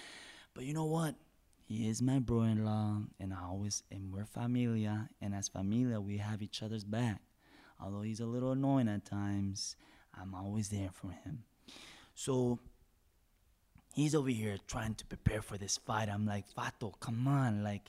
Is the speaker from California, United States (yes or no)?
no; Oak Cliff, Texas, United States; I come from I come from Oak Cliff, which is not in such a good area, but it's okay because I have my own business now.